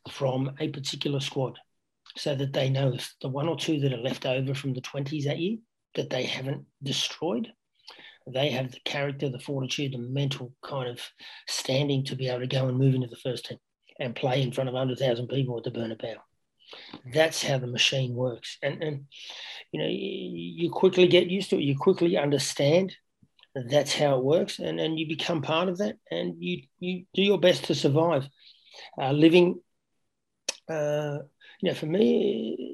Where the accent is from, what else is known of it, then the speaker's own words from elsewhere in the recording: Canberra, Australian Capital Territory, Australia; moved away as an adult; also born or lived in Gijón, Spain; growing up in Canberra